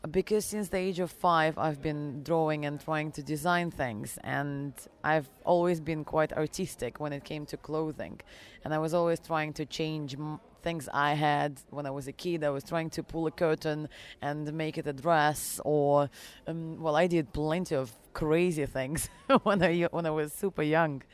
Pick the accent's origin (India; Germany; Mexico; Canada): Germany; also born or lived in Russia / England; Um, my background is I was born in Russia, however, raised uh, abroad in Germany and um, and uh, England.